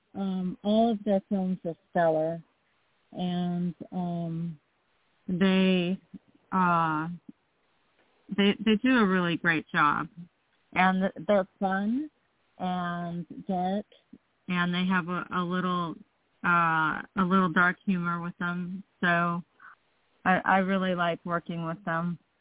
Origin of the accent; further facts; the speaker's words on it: Los Angeles, California, United States; I was born in North Hollywood, California and I've pretty much lived here in Los Angeles my whole life